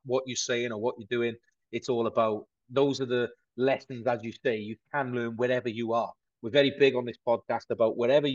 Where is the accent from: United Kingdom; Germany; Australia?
United Kingdom; Aberystwyth, Wales; I'm a boy from Aberystwyth in South Wales